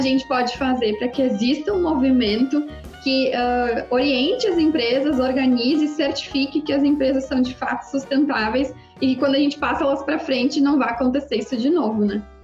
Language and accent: Portuguese; Rio Grande do Sul, Brazil